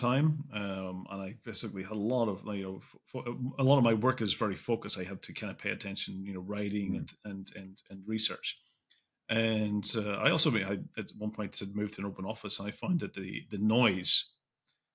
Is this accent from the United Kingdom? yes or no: yes; Belfast, Northern Ireland, United Kingdom; I grew up in Belfast, and Belfast was a place where you never shared anything